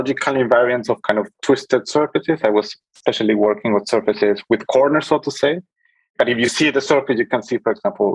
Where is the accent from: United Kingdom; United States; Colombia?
Colombia; moved away as an adult; now in Berlin, Germany; I'm originally from Colombia. I came to Berlin around 10 years ago to pursue my studies in mathematics.